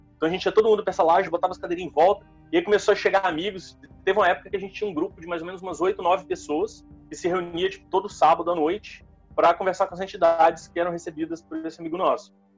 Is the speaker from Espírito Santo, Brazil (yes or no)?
yes; interior of Espírito Santo, Brazil; also born or lived in Vitória; eu sou do interior do Espírito Santo. Eu, eu nasci e cresci na roça, é, até os 16 anos